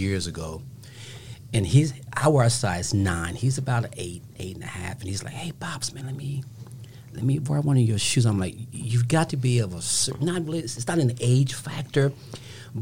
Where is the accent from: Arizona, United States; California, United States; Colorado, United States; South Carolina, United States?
California, United States; Los Angeles; now in Amarillo, United States; I'm originally from Los Angeles, California.